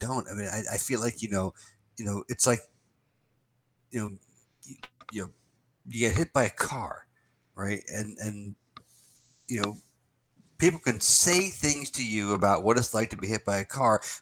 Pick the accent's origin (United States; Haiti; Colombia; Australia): United States; New Jersey; moved away; also born or lived in New York City / Florence, Italy / Rome, Italy / Ireland; we grew up in New Jersey